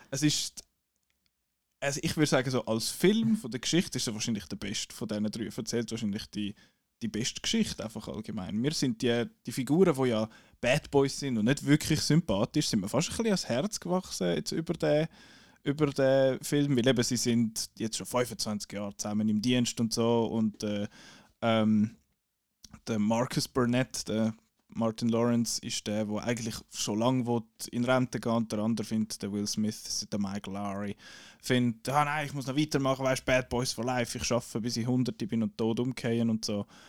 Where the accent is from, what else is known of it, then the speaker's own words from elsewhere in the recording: Switzerland; accent: Swiss German; first language Swiss German; weil Schweizerdeutsch unsere Muttersprache ist